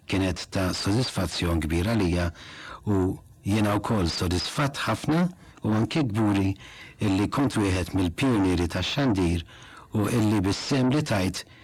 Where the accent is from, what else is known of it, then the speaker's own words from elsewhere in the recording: Malta; Waħda mill-frażijiet li aħna Maltin nħobbu nużaw ħafna